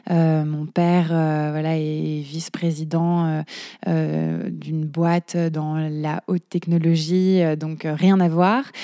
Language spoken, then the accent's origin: French; Paris, Île-de-France, France; je suis parisienne.